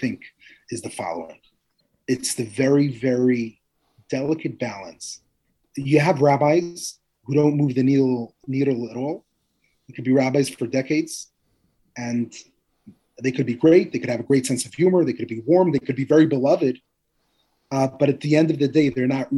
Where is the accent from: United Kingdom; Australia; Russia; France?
Russia; Moscow; also born or lived in Manhattan, United States; now in New York, United States; I grew up in Moscow